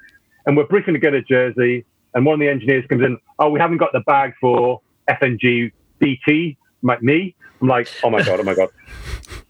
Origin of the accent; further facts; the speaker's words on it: Newcastle upon Tyne, North East England, United Kingdom; moved away; I'm originally from Newcastle